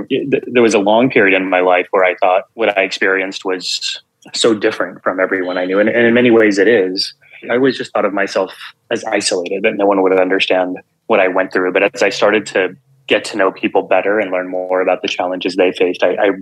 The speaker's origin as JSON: {"language": "English", "region": "South Texas", "country": "United States", "tie": "born or raised there", "said": "I grew up in Texas to a Punjabi Sikh immigrant family. So we were the only kids in all of South Texas who wore turbans"}